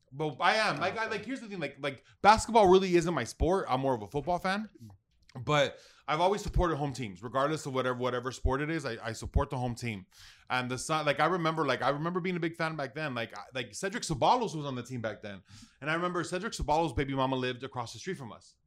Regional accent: United States; I'm proud of being American

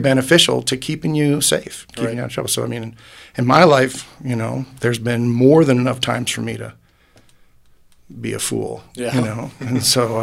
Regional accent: Dunkirk, New York, United States; moved away as an adult; now in Colorado Springs, United States; Originally from Western New York on Lake Erie, a place called Dunkirk, New York.

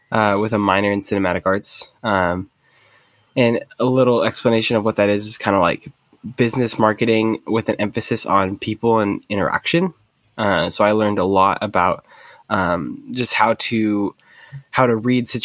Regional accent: Medford, Oregon, United States; I grew up in Medford, Oregon.

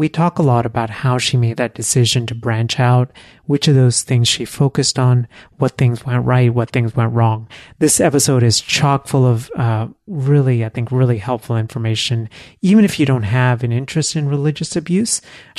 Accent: Texas, United States; now in Philadelphia, United States; I grew up in Texas

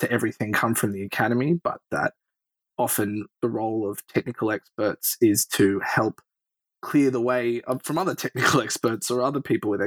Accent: Sydney, New South Wales, Australia; accent: Australian; moved away as an adult; now in United States; I'm an Australian. I grew up in Sydney

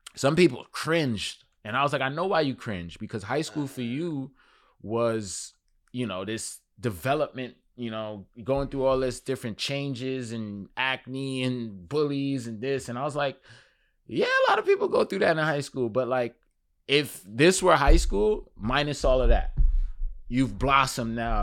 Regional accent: New York City, New York, United States; also born or lived in Crown Heights, Brooklyn; I was born in Crown Heights, Brooklyn, and grew up in Flatbush, and now I'm in Clinton Hill.

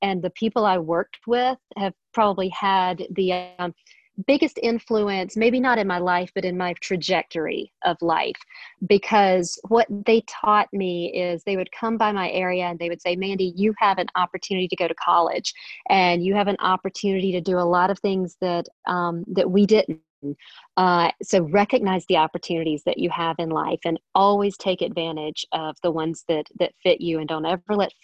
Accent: Lancaster, South Carolina, United States; I'm from Lancaster. I grew up here, and both my parents did, and all my grandparents

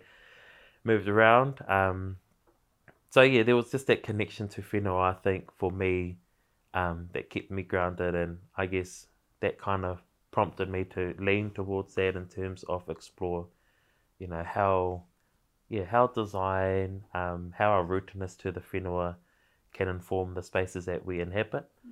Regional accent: Napier, Hawke's Bay, New Zealand; moved away as an adult; also born or lived in Wellington, New Zealand; now in Auckland, New Zealand; I was born in, born and raised in Ahuriri, um, Hirataunga

